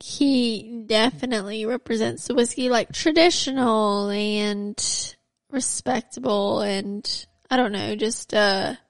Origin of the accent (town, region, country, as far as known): United States; accent: Southern